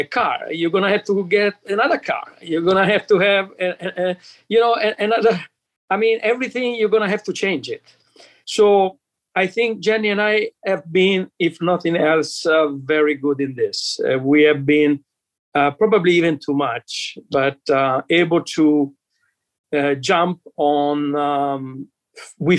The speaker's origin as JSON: {"language": "English", "country": "Italy", "tie": "born or raised there", "also_born_or_lived": "Antigua", "moved": "as an adult", "lives_now": "Florida, United States", "said": "my growing up in Italy"}